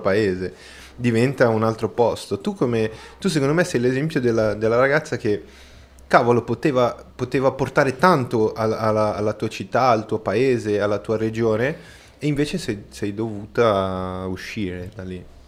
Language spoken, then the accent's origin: Italian; Brazil; Italian is a second language; now in Milan, Italy; Io sono brasiliano e sono 100% brasiliano